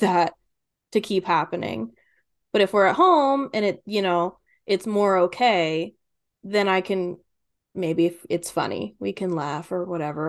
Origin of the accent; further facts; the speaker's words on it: Kentucky, United States; I'm from Kentucky